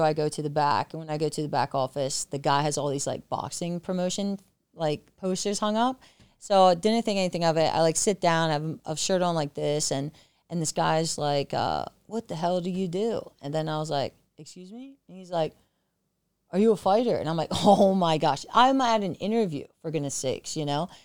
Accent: York, Pennsylvania, United States; moved away as an adult; now in San Diego, United States; I'm originally from York, Pennsylvania, small country town.

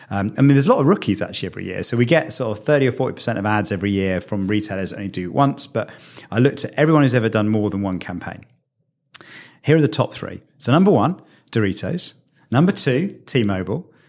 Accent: United Kingdom; So what I didn't appreciate as a, as, as a British guy is quite what a cultural experience it was.

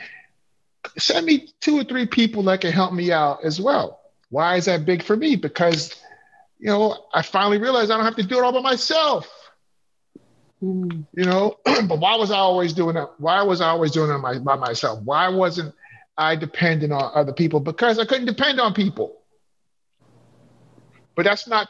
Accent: New York City, New York, United States; moved away as an adult; also born or lived in Chicago / Appleton, Wisconsin; I grew up in Flatbush, Brooklyn

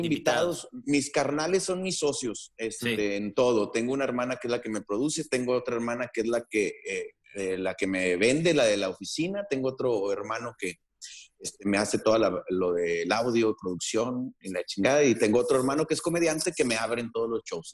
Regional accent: northern Mexico, Mexico; para nosotros los, norteños

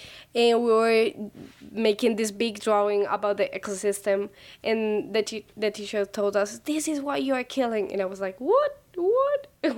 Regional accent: Medellín, Antioquia, Colombia; now in Bogotá, Colombia; I am from Medellin, Colombia, but I'm living in Bogota.

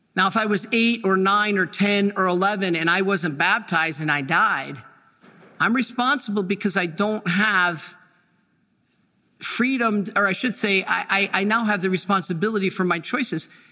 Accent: Dearborn, Michigan, United States; I was born in Dearborn, Michigan

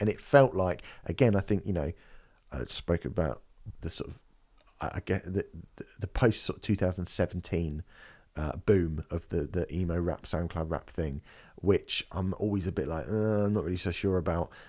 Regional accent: United Kingdom; for me as a British person

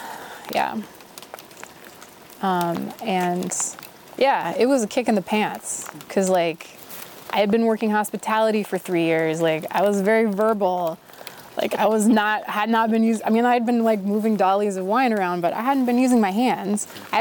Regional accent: Midwest, United States; I come from the Midwest, like, I want to work hard, and I don't want to be bad at a job

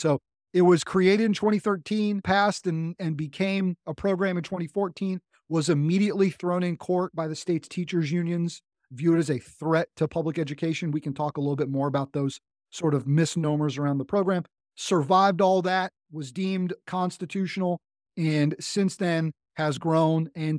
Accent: North Carolina, United States; Military kid. You know, people, where you're from, like, I'm from America. I'm like, yeah, but, you know, North Carolina is my home state.

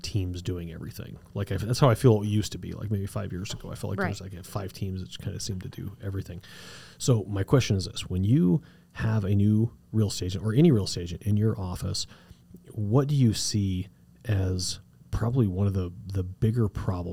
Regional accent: Cañon City, Colorado, United States; now in Colorado Springs, United States; where I grew up in Canyon City

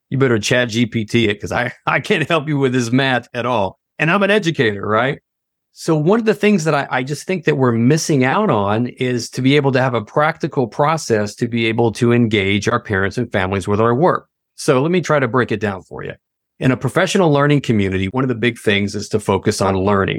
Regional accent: Tennessee, United States; moved away as an adult; also born or lived in Washington, D.C. area / Virginia; I'm originally from Tennessee, very small town in Tennessee, and, uh, absolutely loved it, had a good community upbringing

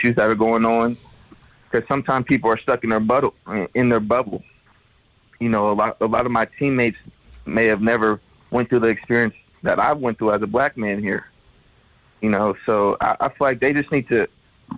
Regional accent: California, United States; moved away as an adult; now in Montana, United States; I'm from California. We don't get no snow

